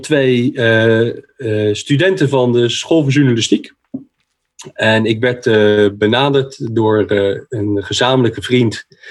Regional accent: The Hague, South Holland, Netherlands; Ik ben een Hagenees

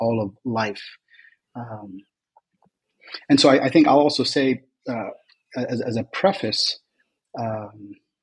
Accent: United States; moved away as an adult; also born or lived in Kuwait; now in Lebanon; since the age of 7, I was raised in the U.S.

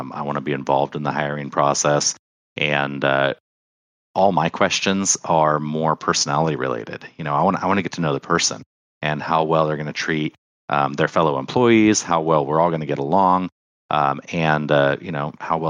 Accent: Oregon, United States; I'm from Oregon. Well, I'm from Oregon.

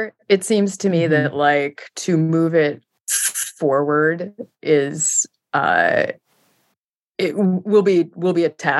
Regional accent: Seattle, Washington, United States; now in Brooklyn, United States; I'm from Seattle

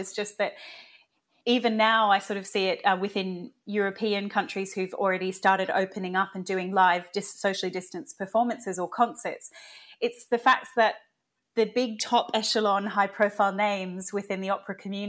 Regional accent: Australia; now in United Kingdom; I'm an Australian citizen. I don't yet have citizenship in Britain. I'm here on a visa

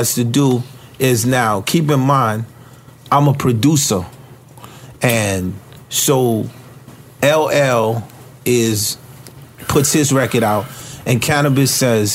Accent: Haiti; moved away; I grow up as a Caribbean youth. We're very strong where I come from

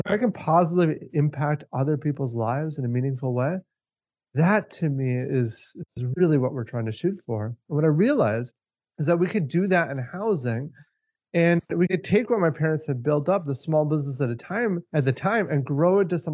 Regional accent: Minneapolis–Saint Paul, Minnesota, United States; We're from Minnesota, specifically the Twin Cities

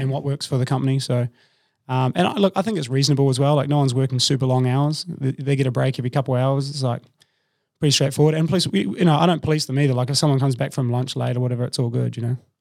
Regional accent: New Zealand; moved away as an adult; also born or lived in Melbourne, Australia; now in Sydney, Australia; I'm from New Zealand originally, but I've lived in Australia for about twelve years now.

